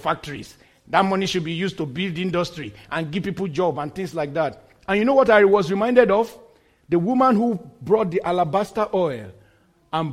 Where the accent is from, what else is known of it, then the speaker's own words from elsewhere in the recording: Nigeria; moved away; In my home country, Nigeria